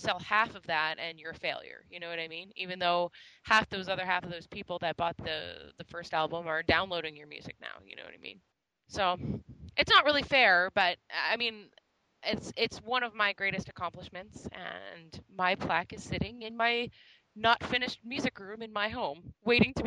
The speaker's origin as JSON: {"language": "English", "country": "Canada", "said": "we came from Canada. We're not American"}